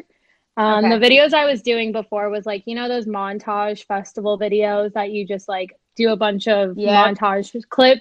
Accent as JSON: {"language": "English", "town": "Phoenix", "region": "Arizona", "country": "United States", "moved": "as an adult", "lives_now": "Austin, United States", "said": "I'm 24 and I'm from Phoenix, Arizona."}